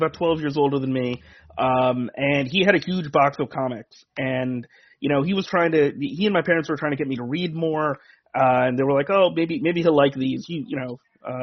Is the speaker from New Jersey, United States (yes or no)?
yes; Edison, New Jersey, United States; I grew up in Edison, New Jersey